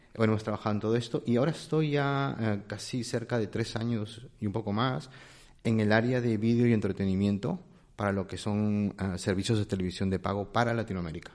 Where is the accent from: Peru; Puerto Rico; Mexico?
Peru; moved away as an adult; now in Spain; no soy de aquí, soy peruano. Llevo ya casi unos 20 años aquí